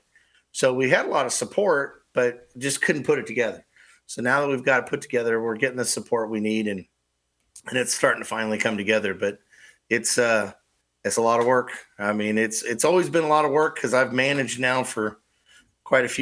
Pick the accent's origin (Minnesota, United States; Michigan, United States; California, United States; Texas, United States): California, United States; also born or lived in Fremont, California; now in Onawa, Iowa, United States; I'm originally from California.